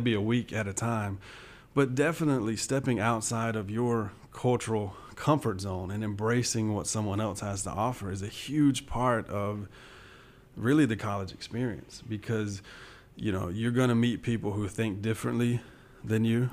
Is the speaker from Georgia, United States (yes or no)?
yes; Southwest Georgia, United States; I grew up in Southwest Georgia, so this is, uh, home.